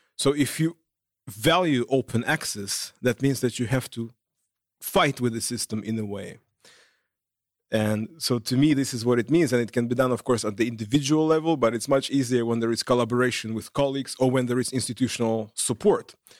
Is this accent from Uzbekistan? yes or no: yes; Uzbekistan; moved away as an adult; now in Netherlands; I come from Uzbekistan, a Central Asian country